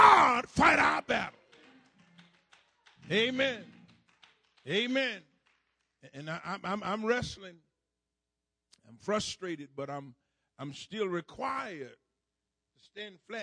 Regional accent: Duval County, Florida, United States; when I grew up down in Duval County

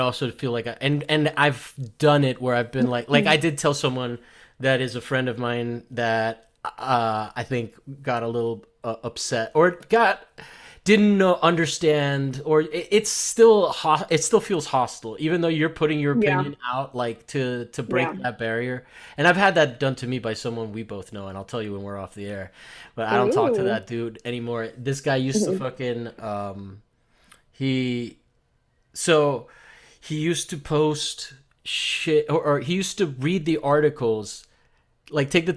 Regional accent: Florida, United States; I'm Cuban from Florida

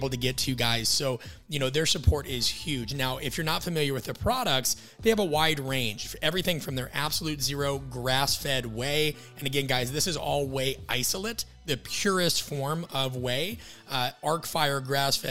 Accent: Midwest, United States; born or raised there

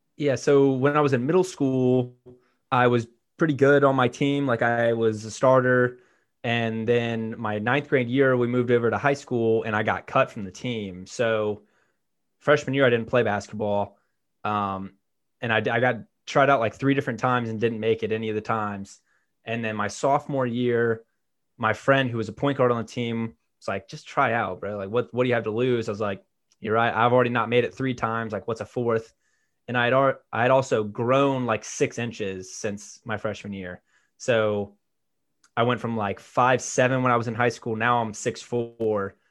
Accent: Birmingham, Alabama, United States; I'm from Birmingham, Alabama

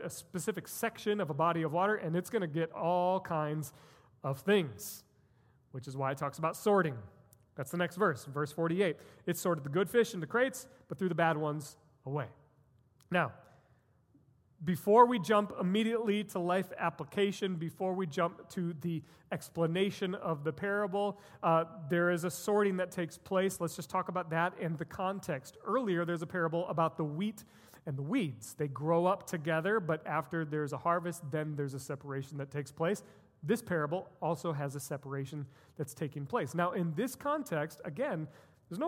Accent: United States; as Americans, and as American Christians specifically

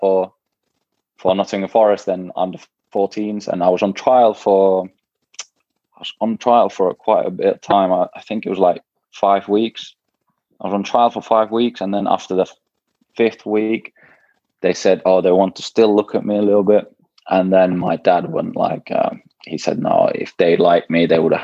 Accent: Jyväskylä, Central Finland, Finland; also born or lived in Kuopio; I was born in Kuopio, and when I was 1 year old, we moved to Jyväskylä because my dad started playing for JJK

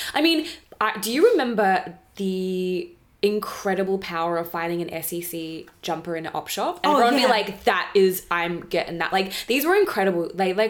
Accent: Moe, Victoria, Australia; I was born in Mowi Hospital.

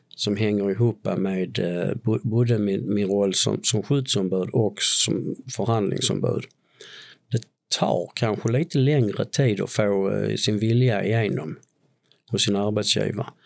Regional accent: Tomelilla, Skåne, Sweden; jag är en påge från Tomelilla

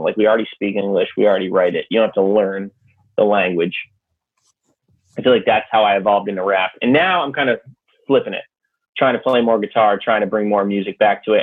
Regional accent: Connecticut, United States; also born or lived in New Hampshire; I'm from Connecticut

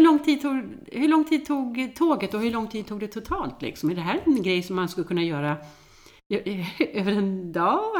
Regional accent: Gothenburg, Västra Götaland, Sweden; moved away; also born or lived in Mallorca; jag är född och uppvuxen i Göteborg

